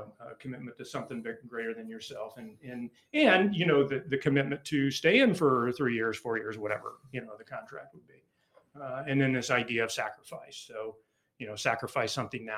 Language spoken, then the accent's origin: English; Jefferson City, Missouri, United States; I grew up mostly in Jeff City, Missouri